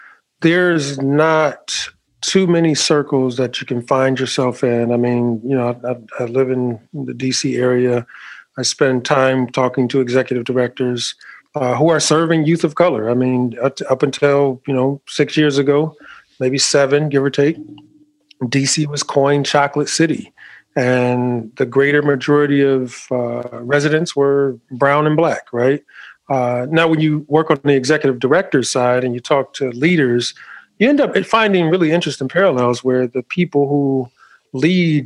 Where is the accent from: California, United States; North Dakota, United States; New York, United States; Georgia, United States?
New York, United States; I'm a New Yorker, so I've been to New York City quite more times than I can count